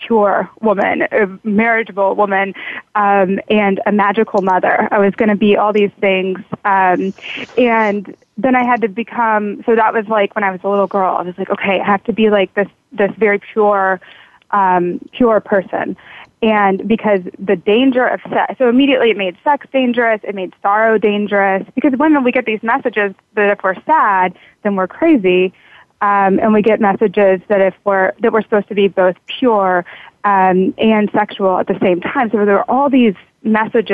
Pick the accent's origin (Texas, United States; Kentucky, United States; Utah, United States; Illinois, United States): Kentucky, United States; I grew up in Kentucky, and it was very southern.